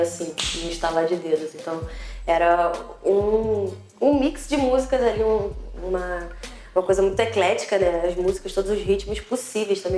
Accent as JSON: {"language": "Portuguese", "town": "Niterói", "region": "Rio de Janeiro", "country": "Brazil", "tie": "born or raised there", "said": "Eu nasci em Niterói"}